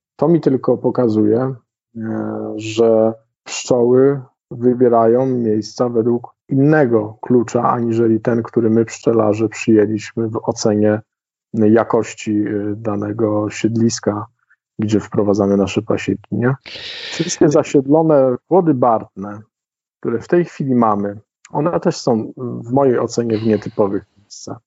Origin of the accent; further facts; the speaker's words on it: Sudetes, Poland; u nas w Sudetach